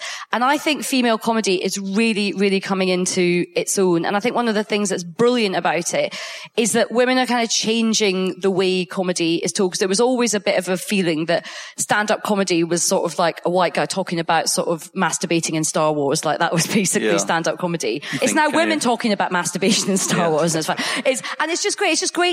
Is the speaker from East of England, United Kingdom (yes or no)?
no; Coatbridge, Scotland, United Kingdom; now in London, United Kingdom; I grew up in Coatbridge